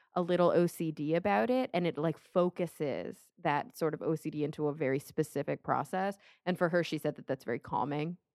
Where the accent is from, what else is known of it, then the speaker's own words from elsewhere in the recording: Plano, Texas, United States; I grew up in Plano, Texas